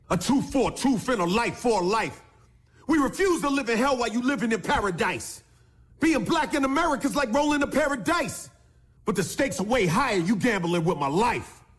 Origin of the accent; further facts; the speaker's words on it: Moncks Corner, South Carolina, United States; I'm from South Carolina. I'm from Moncks Corner, South Carolina